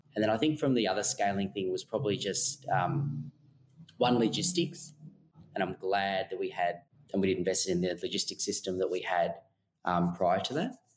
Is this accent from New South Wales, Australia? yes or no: no; Melbourne, Victoria, Australia; now in Sydney, Australia; we're actually originally from Melbourne